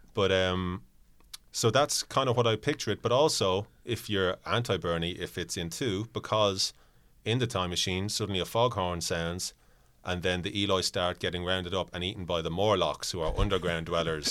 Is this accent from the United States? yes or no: no; Ireland; if I was talking to someone from a different part of Ireland, my accent might drift a little bit